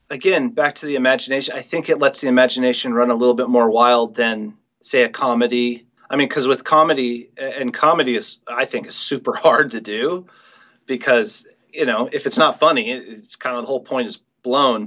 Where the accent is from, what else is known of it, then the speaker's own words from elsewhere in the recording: Mercer Island, Washington, United States; growing up on Mercer Island, such a small place, you kind of grow up knowing everybody.